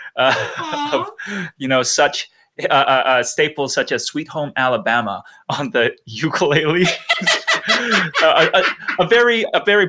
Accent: Langley, British Columbia, Canada; there's this pretty crazy ukulele scene in Langley, which is my hometown

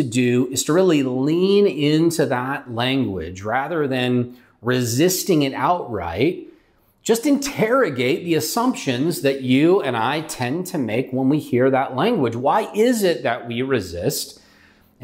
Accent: California, United States; moved away as an adult; also born or lived in Utah / Ohio; We're from California

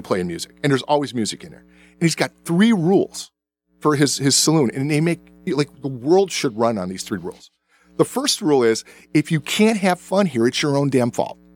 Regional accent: the South, United States; I was born in the South, and I remember whites only bathrooms

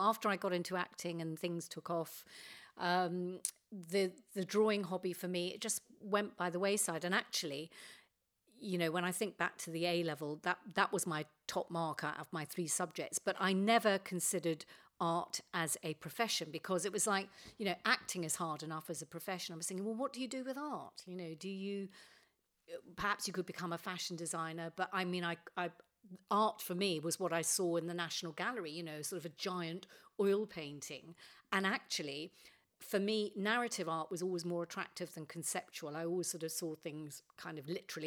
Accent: London, United Kingdom; I was brought up in North Finchley

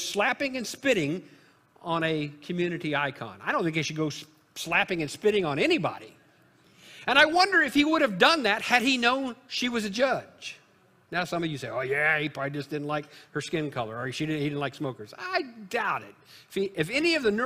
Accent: Illinois, United States; moved away; my home state of Illinois

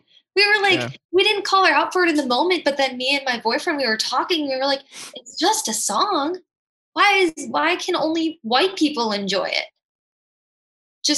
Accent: Janesville, Wisconsin, United States; Janesville, Wisconsin, which is predominantly white

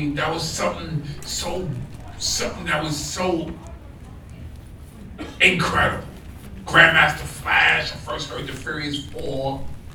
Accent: Long Island, New York, United States; also born or lived in Harlem, New York; I was born in Harlem, but I grew up in Long Island. I grew up in Brentwood, grew up in Patchogue

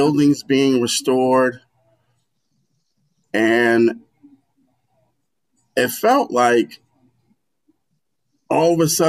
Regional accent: New York City, New York, United States; Well, my parents, we moved from Crown Heights to South Portland in 1972. That's when my parents bought the house. You know, I was 2 years old.

